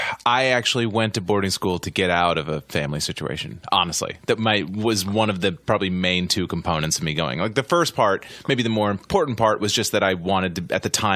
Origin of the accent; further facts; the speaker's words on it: Massachusetts, United States; Outside of Boston.